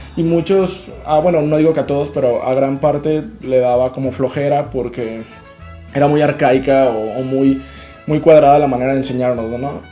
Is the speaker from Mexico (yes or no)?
yes; Mexico; como un mexicano